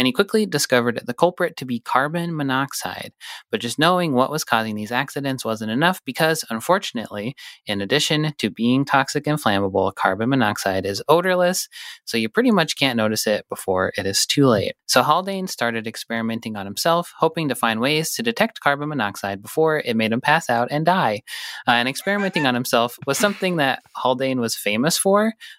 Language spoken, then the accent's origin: English; Butte, Montana, United States; I knew they used them because I'm from Butte, where a lot of mining happened.